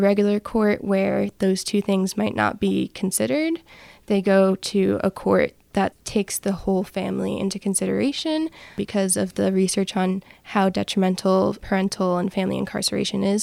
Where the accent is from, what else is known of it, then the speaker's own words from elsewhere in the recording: New Jersey, United States; moved away; I'm originally from New Jersey